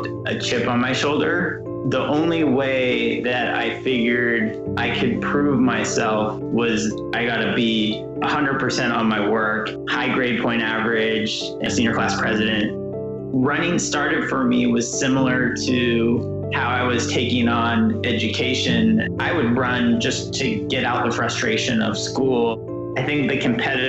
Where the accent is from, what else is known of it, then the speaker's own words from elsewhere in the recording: Portland, United States; I was growing up in Portland.